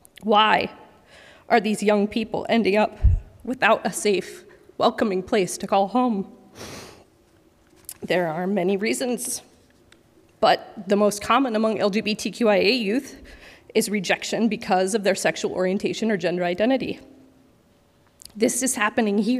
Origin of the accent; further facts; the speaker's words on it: Washington, United States; Growing up in Washington several decades ago